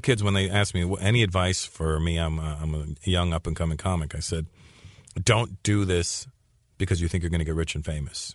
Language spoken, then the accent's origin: English; Canada; growing up in Canada as a minority, and specifically being an Indian kid